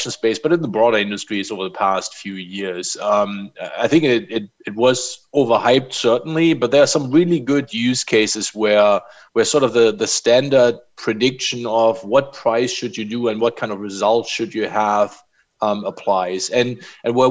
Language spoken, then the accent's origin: English; Germany; now in United States; I grew up in Germany